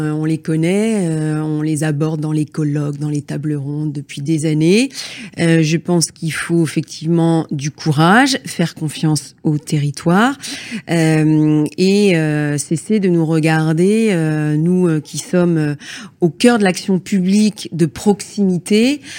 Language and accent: French; Brittany, France; chez nous en Bretagne